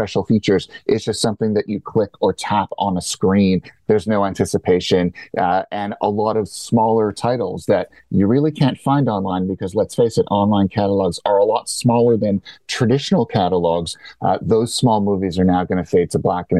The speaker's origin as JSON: {"language": "English", "country": "Canada", "said": "As a Canadian"}